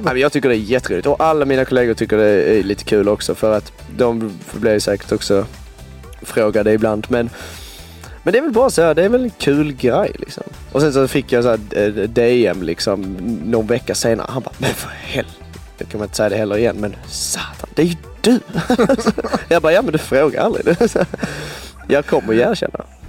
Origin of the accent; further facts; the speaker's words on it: Svarte, Skåne, Sweden; now in Stockholm, Sweden; i min hemstad så är eh, den är väldigt liten